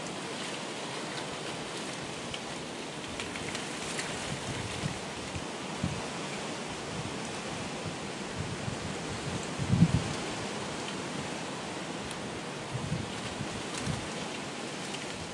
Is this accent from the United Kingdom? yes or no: yes; United Kingdom; accent: British; the Britishness of my accent.